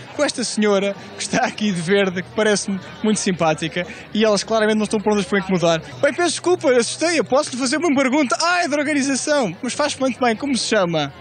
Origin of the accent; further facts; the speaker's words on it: Leiria District, Portugal; eu sou de Leiria